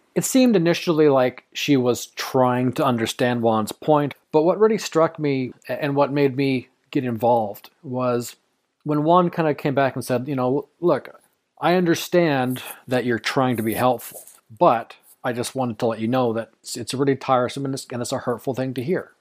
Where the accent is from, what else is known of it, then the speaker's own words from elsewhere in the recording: Canada; I'm also Canadian